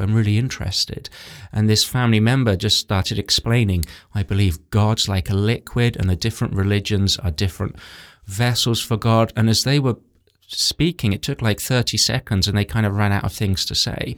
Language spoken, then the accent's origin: English; England, United Kingdom; I grew up in England where it's very intellectual